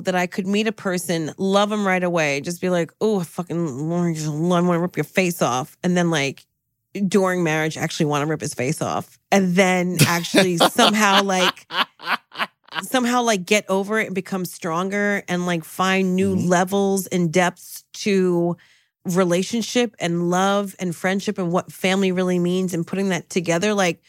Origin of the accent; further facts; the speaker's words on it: Trenton, New Jersey, United States; dude, I'm from Jersey. I'm from Trenton.